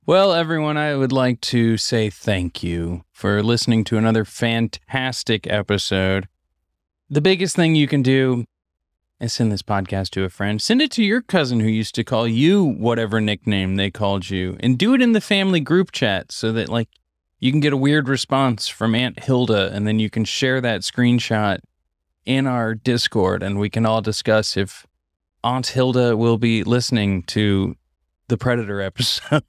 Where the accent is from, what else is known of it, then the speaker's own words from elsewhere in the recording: Missouri, United States; I grew up in Missouri